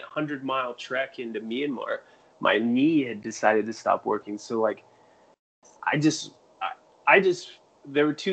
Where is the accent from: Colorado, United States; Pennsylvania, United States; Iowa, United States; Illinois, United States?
Colorado, United States; Greeley; I grew up in Greeley, Colorado, which at that time had the largest feedlot on earth